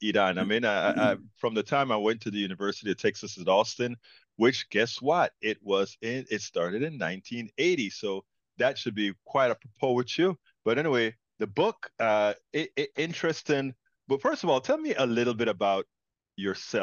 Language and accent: English; Panama; now in United States; I'm an immigrant from Panama, Central America